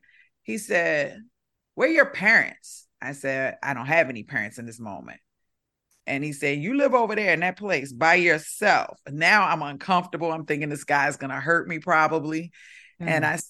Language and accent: English; Baltimore, Maryland, United States; accent: Baltimore; Because I'm from Baltimore. Back then, I sounded a lot different. I was talking like a Baltimore girl